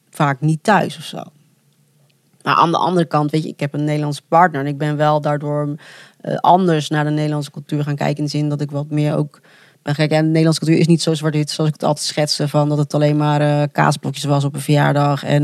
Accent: Colombia; now in Netherlands; Dan zeg ik altijd heel trots, zeg Colombiaan. En dan, maar ja, als iemand dan echt begint over, over die cultuur, dan denk ik en ik, oh ja, kak, ik eigenlijk best wel Nederlands.

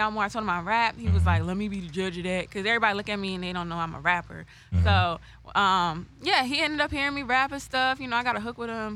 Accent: Alexandria, Virginia, United States; I'm from Alexandria, Virginia

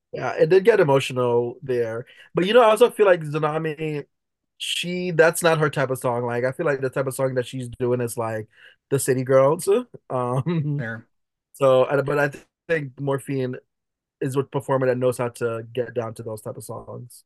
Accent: Jamaica; I'm Jamaican.

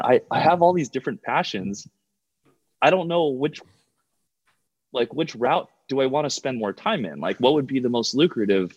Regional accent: Hawaii, United States; moved away as an adult; also born or lived in California; I played roller hockey growing up in Hawaii

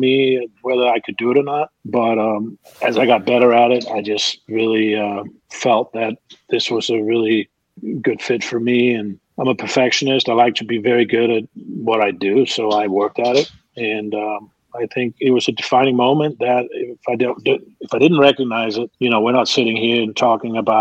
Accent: Denmark; also born or lived in New Orleans; now in Atlanta, United States; I'm from Denmark.

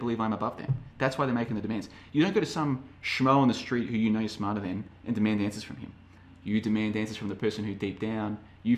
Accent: Australia; moved away; I'm from Australia originally.

